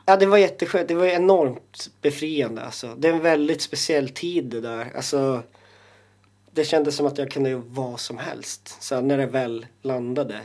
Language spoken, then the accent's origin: Swedish; Jokkmokk, Norrbotten County, Sweden; moved away; also born or lived in Stockholm; jag känner mig mer eh, som same och som som eh, inlandsfödd liksom norrbottning